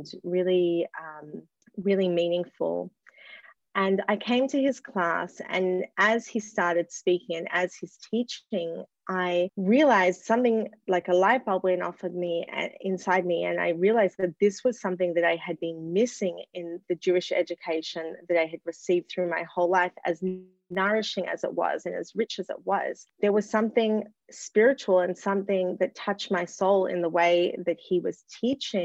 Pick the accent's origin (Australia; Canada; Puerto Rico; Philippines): Australia; moved away; also born or lived in New York; I grew up in Australia, which is where I'm speaking to you from now.